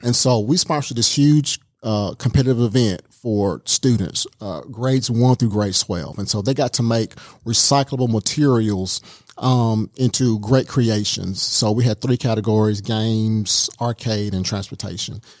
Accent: Baxley, Georgia, United States; also born or lived in Columbia, South Carolina; now in Rome, United States; we moved to South Georgia when I was very, very young. So I'm a South Georgia boy

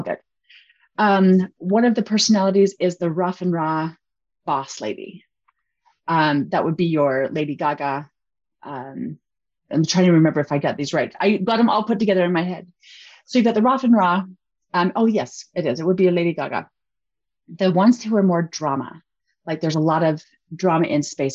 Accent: Utah, United States; we're from Utah.

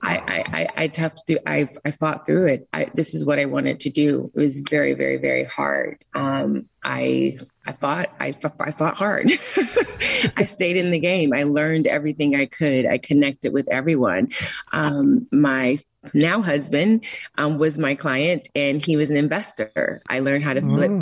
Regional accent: Florida, United States; moved away as an adult; also born or lived in Tampa, Florida; now in Atlanta, United States; I'm originally from Florida, and I used to ride down Bayshore and look at the houses

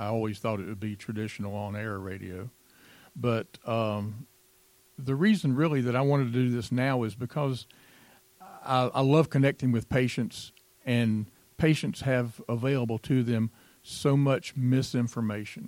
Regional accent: Greenville, South Carolina, United States; moved away as an adult; also born or lived in Gwinnett County, Georgia; I grew up in Greenville, South Carolina.

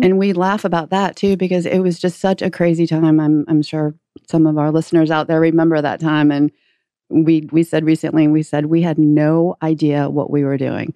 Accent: St. Louis, Missouri, United States; out of Saint Louis, which is my hometown

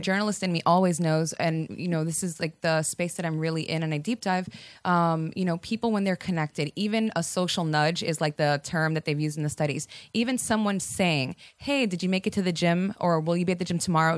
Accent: Miami, Florida, United States; moved away as an adult; also born or lived in Virginia / Washington, D.C.; now in Atlanta, United States; I am from Miami, and I'm first generation Cuban American

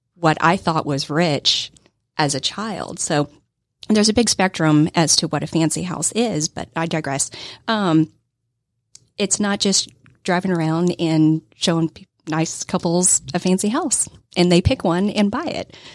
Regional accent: Texas, United States; I grew up poor kid in Texas

